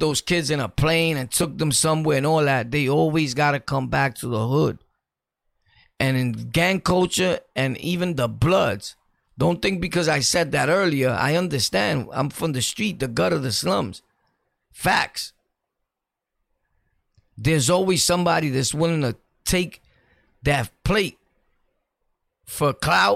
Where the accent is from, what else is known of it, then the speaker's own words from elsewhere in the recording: New York City, New York, United States; I'm from Brooklyn, born and raised, and I've ran through everywhere in Brooklyn